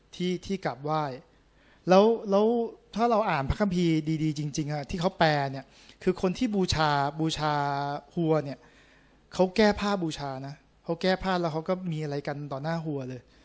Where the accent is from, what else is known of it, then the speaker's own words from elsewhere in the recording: Thailand; ผมเป็นคนไทยแท้ๆ